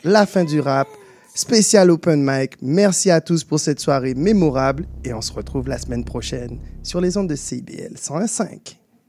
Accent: Guadeloupe; now in Montreal, Canada; je, viens de la Guadeloupe

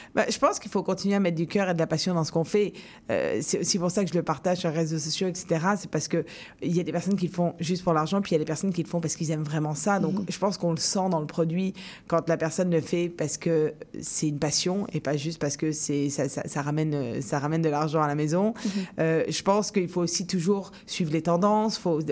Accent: France; now in Montreal, Canada; en tant que Français

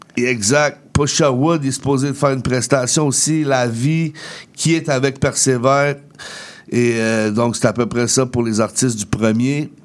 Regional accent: Laval, Quebec, Canada; je viens de Laval, fait que je rappe mon Laval comme Montréal

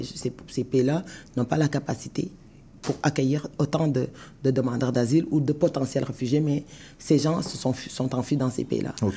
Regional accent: Senegal; now in Canada; moi, je suis sénégalaise, quand j'arrive au Canada, j'immigre au Canada mhm. parce que je, quitte mon pays qui est le Sénégal

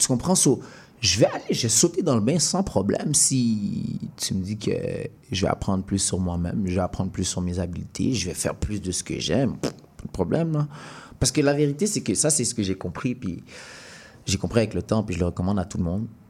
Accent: Montreal, Quebec, Canada; moved away as an adult; also born or lived in Sherbrooke; Je viens de Montréal

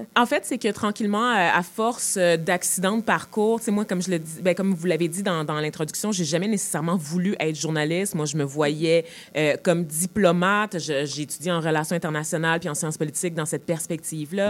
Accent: Montreal, Quebec, Canada; je viens de Montréal, je veux dire, moi, c'est, comme ça que je me vois, vraiment comme une Montréalaise premièrement, euh, québécoise

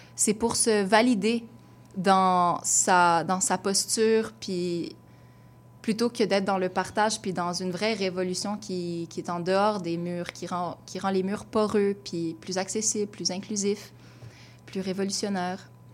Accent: Gatineau, Quebec, Canada; moved away as an adult; now in Montreal, Canada; Je viens de Gatineau à la base, donc une banlieue. Euh, j'ai grandi sans avoir de personnes autour de moi qui me ressemblaient nécessairement

